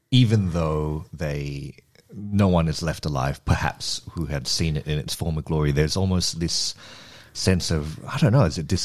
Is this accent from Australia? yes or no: yes; Australia; we're Australian.